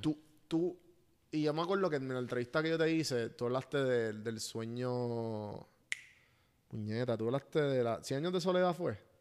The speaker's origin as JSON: {"language": "Spanish", "country": "Puerto Rico", "tie": "born or raised there", "said": "nos criamos en Puerto Rico"}